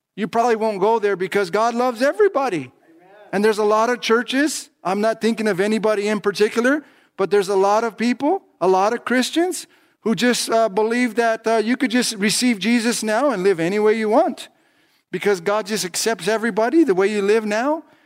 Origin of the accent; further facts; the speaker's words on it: Los Angeles County, California, United States; I'm from Los Angeles County, California